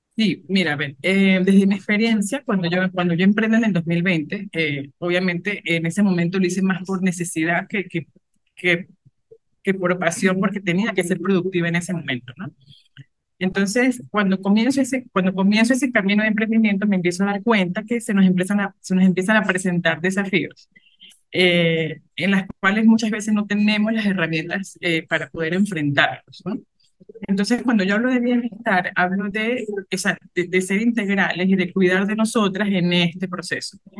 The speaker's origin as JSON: {"language": "Spanish", "country": "Venezuela", "also_born_or_lived": "Colombia", "moved": "as an adult", "lives_now": "Cuenca, Ecuador", "said": "soy venezolana, emigré en el 2018, estuve cuatro, meses, cuatro años en Colombia y ya desde junio del año pasado estoy acá. estoy acá en Cuenca, Ecuador."}